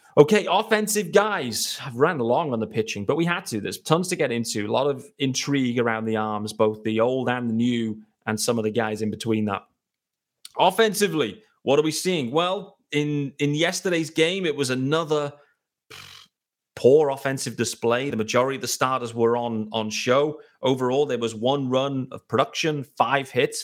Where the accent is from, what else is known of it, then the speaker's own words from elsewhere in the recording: United Kingdom; me, as a British guy